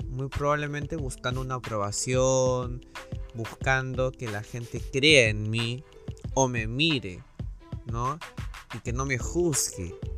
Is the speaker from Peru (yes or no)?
yes; Lima, Peru; yo soy de Perú, de Lima